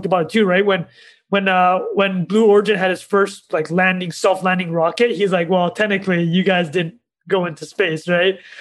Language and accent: English; Canada; as a Canadian